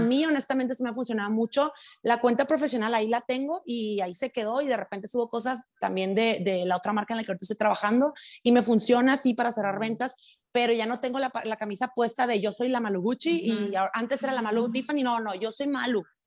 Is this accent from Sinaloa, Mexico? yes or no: yes; Los Mochis, Sinaloa, Mexico; accent: sinaloense; also born or lived in Sonora; now in Guadalajara, Mexico; viví cuatro años en Sonora, pero soy de Sinaloa